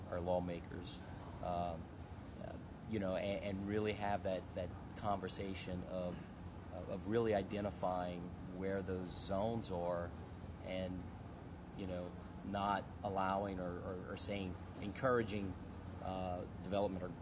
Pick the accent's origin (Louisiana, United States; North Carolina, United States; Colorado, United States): Louisiana, United States; Lafourche Parish; I'm originally from Lafourche Parish, down in the bayous